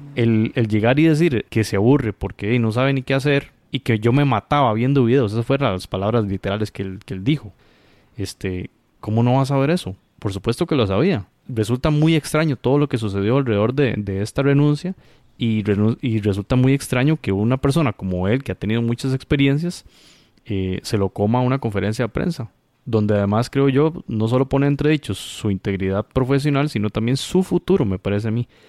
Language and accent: Spanish; Costa Rica; como costarricense